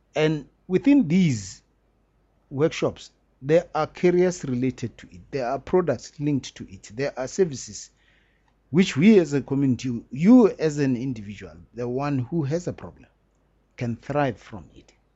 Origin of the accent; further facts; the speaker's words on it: South Africa; we are very lucky to be South Africans